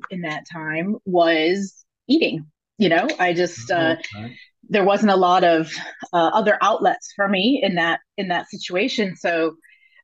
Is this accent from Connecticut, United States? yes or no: yes; Connecticut, United States; moved away as an adult; also born or lived in North Carolina; I was living in, North Carolina at the time. And I'm from Connecticut.